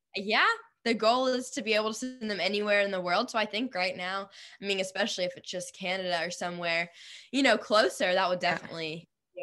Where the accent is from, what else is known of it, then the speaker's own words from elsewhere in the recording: Nashville, Tennessee, United States; I'm from Nashville